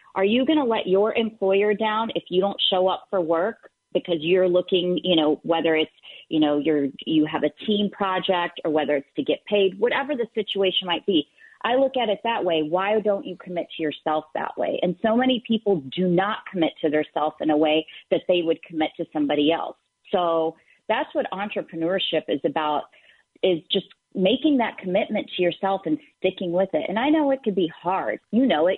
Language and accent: English; the South, United States; growing up in the South and being Middle Eastern